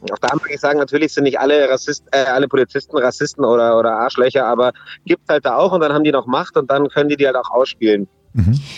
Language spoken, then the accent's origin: German; Munich, Bavaria, Germany; wo kommst du her? Dann sage ich München